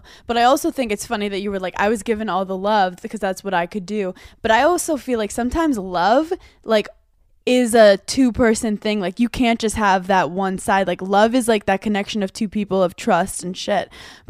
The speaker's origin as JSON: {"language": "English", "town": "New York City", "region": "New York", "country": "United States", "said": "I'm originally from Brooklyn."}